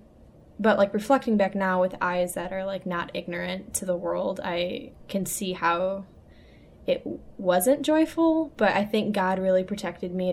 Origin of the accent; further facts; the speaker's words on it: Taylor, Michigan, United States; I grew up in Taylor, Michigan